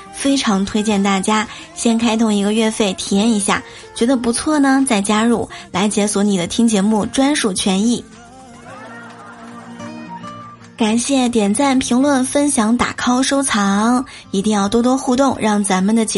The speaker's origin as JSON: {"language": "Chinese", "region": "Shanxi", "country": "China", "tie": "born or raised there", "said": "其实我也特别爱吃我们家乡的晋式月饼，也爱吃酥皮儿月饼。"}